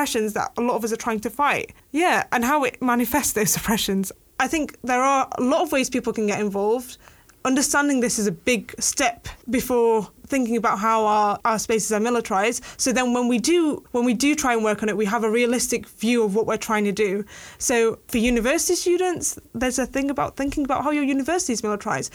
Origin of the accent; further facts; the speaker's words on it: Yemen; now in United Kingdom; my home country